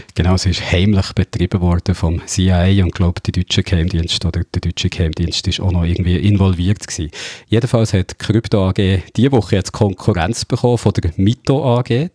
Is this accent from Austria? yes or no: no; Switzerland; bei uns in der Schweiz